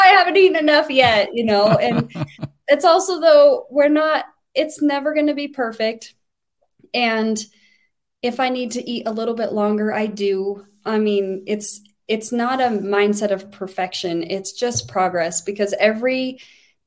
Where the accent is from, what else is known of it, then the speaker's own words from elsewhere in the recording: Wyoming, United States; I'm from Wyoming.